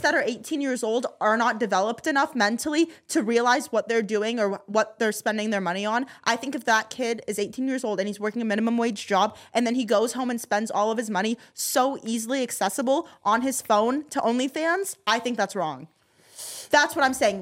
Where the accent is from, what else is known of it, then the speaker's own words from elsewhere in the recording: Kentucky, United States; now in California, United States; I grew up in Kentucky, but I've lived in California for the past twelve years